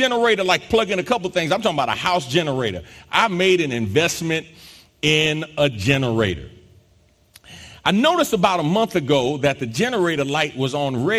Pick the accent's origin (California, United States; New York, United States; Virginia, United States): New York, United States; moved away as an adult; also born or lived in South Jersey / Philadelphia area; now in Houston, United States; I'm from New York originally and grew up between New York and South Jersey